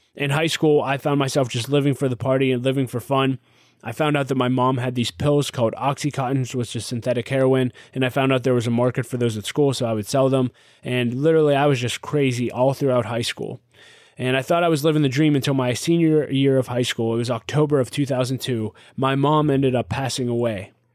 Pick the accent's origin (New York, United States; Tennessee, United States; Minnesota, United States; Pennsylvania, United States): Pennsylvania, United States; Pittsburgh; I was born and raised in Pittsburgh, Pennsylvania